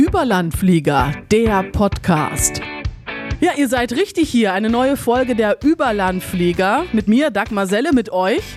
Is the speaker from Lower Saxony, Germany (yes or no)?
no; Lübbecke, North Rhine-Westphalia, Germany; ich komme ja aus dem Raum mhm. Lübbecke